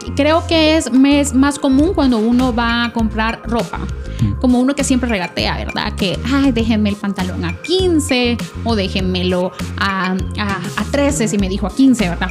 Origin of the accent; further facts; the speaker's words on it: El Salvador; nosotros que somos salvadoreños